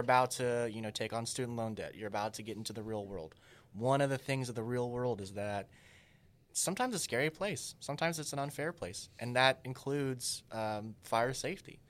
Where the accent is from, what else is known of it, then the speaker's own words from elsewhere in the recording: Texas, United States; in my hometown where we're hoping to speak to the university there